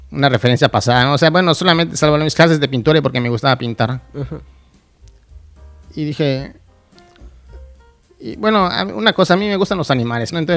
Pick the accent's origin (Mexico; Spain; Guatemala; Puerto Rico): Mexico; Mérida, Yucatán; moved away as an adult; now in Mexico City, Mexico; Soy de, aquí, de Mérida.